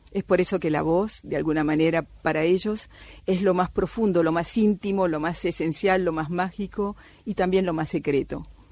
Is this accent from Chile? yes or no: no; Cuba; moved away; also born or lived in Amazon rainforest; yo soy nacida en Cuba de padre argentino